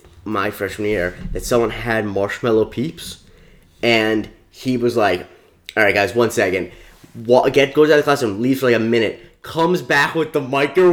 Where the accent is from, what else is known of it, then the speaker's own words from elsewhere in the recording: Florida, United States; You and I, we're both from Florida.